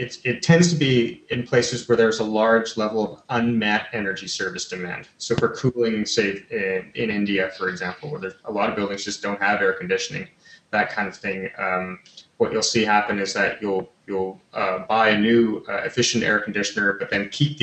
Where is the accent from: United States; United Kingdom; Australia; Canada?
Canada; I'm Canadian